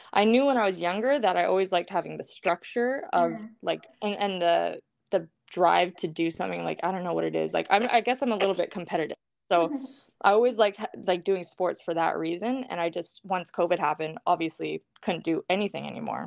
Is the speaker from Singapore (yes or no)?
no; Vancouver, British Columbia, Canada; I'm from Vancouver, BC, Canada. It's cold and rainy right now, but I love it here